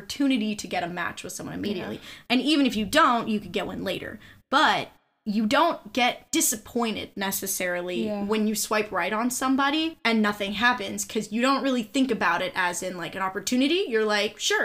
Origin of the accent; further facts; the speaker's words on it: Southern California, United States; growing up in Southern California comes with its own little niche of every girl thinks that they're ugly